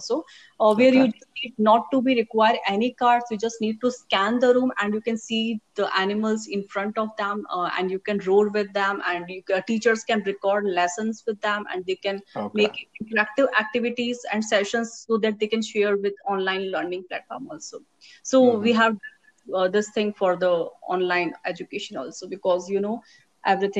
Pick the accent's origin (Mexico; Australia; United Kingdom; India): India; Rajasthan; moved away as an adult; now in Bangalore, India; I'm originally from Rajasthan